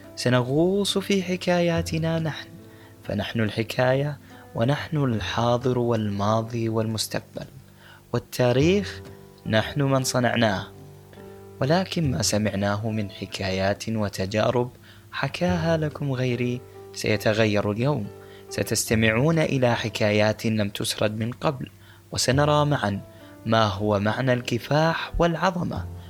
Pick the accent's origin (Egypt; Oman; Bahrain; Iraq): Bahrain; أنا من البحرين والغوص مهنة الأجداد